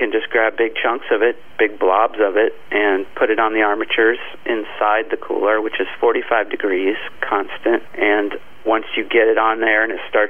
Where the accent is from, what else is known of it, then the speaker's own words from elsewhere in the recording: Columbus, Ohio, United States; I was born in Columbus when my dad went to OSU and his dad went there. And it's just a nice thing to be an Ohioan